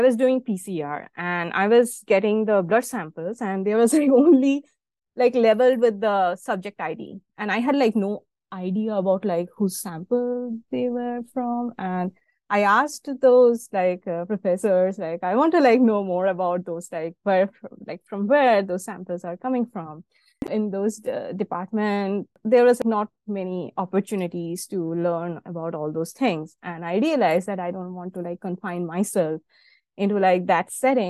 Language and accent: English; Bardhaman, West Bengal, India; moved away; I was born in a small town in India. I'm from West Bengal, the state in India, and my hometown's name is Bardhaman